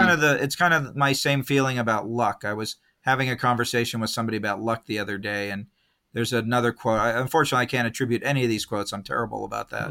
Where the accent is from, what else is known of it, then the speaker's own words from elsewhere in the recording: Escondido, California, United States; also born or lived in San Diego / Long Beach / San Jose; now in Los Angeles, United States; born in San Diego, grew up in a town called Escondido